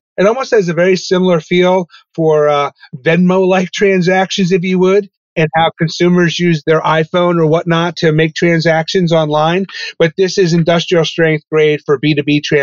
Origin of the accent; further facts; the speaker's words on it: Poughkeepsie, New York, United States; also born or lived in Albany, New York / Michigan; I grew up in Poughkeepsie, New York, in the Hudson Valley.